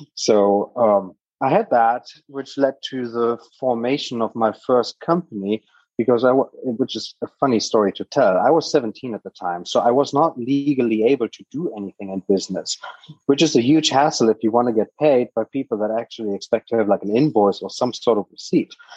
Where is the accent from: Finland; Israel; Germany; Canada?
Germany; English is a second language; moved away as an adult; now in United States; I am a native German. I grew up in Germany for my first 19 years of my life. I'm now based in America